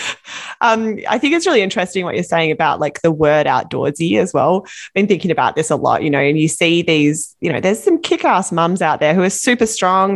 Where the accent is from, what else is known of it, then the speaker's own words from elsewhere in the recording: Australia; now in Vancouver, Canada; I'm from Australia